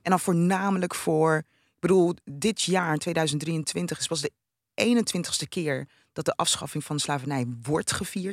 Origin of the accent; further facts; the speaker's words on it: Netherlands; also born or lived in Rotterdam; ik ben een Nederlandse, want ik ben hier geboren.